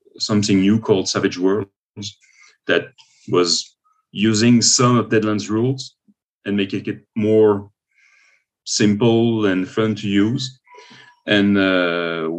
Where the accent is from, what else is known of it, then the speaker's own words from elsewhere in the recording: Paris, Île-de-France, France; now in Quebec City, Canada; I'm living in Quebec City, but I'm originally from Paris in France